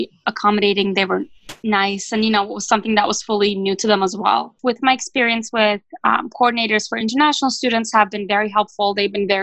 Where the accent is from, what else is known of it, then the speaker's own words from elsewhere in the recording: Turkey; moved away as an adult; also born or lived in Ithaca, New York; my home country in Turkey